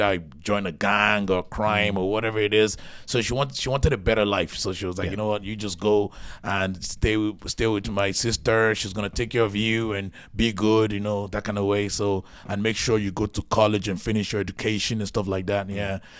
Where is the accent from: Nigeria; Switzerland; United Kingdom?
Nigeria; now in Ireland; I came from Nigeria to Ireland to stay with my auntie because my auntie, she lived here.